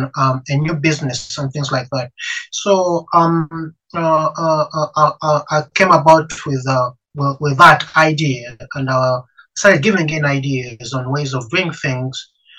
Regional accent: Uganda; moved away as an adult; now in United Kingdom; I'm an African. I come from Africa. I'm Ugandan.

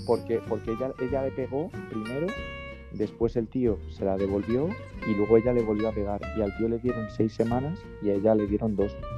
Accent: Galicia, Spain; soy de Galicia

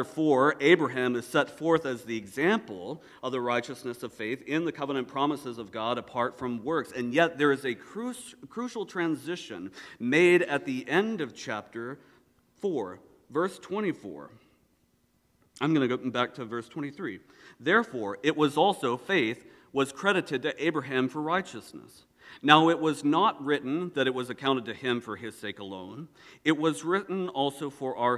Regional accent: the South, United States; I'm from the South

